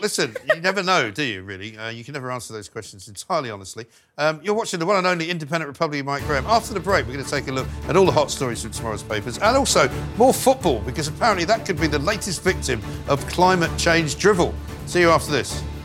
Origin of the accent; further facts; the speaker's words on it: London, United Kingdom; moved away as an adult; also born or lived in Bath / New York / Wiltshire; I grew up in London